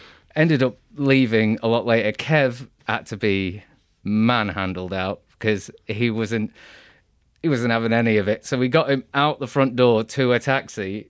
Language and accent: English; United Kingdom; being British